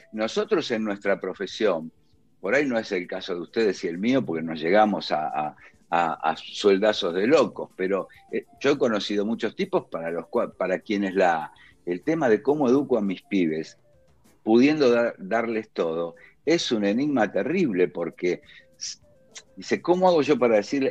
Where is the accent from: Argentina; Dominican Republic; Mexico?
Argentina; Villa Luzuriaga, Buenos Aires Province; moved away as an adult; now in Colegiales, Buenos Aires, Argentina; yo crecí en Villa Luzuriaga, que pertenece a La Matanza